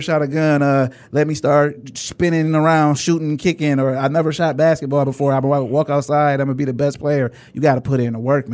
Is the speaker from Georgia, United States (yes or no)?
no; Inkster, Michigan, United States; we're from Inkster